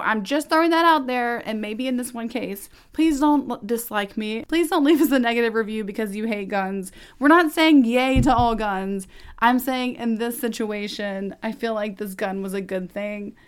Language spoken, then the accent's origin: English; Texas, United States; also born or lived in Beaumont, Texas; as a Texan